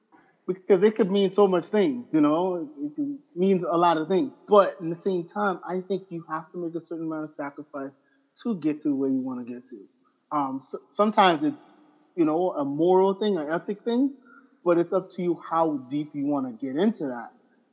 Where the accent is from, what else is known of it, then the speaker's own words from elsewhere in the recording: Abaco, Bahamas; I'm originally from Abaco, Bahamas.